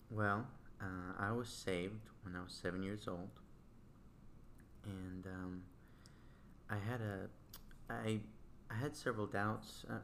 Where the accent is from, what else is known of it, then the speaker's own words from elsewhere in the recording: Santiago, Santiago Metropolitan Region, Chile; Well, I was born in Chile, in Santiago, and uh, I think the weirder part was coming to the States periodically.